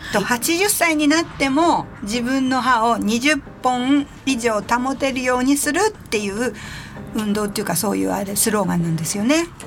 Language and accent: Japanese; Kanazawa, Ishikawa, Japan; moved away; ふるさとの金沢へ行ってまいりました